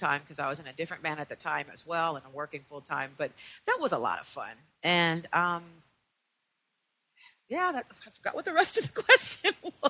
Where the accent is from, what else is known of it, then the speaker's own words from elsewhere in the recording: San Diego, California, United States; We're originally from San Diego, and I guess we're kind of like a traditional metal.